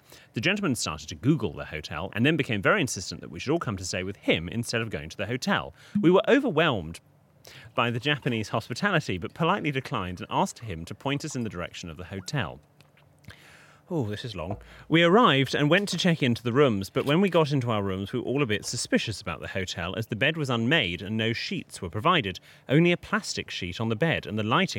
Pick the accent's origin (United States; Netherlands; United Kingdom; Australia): United Kingdom; Being very British about it, we all went out for dinner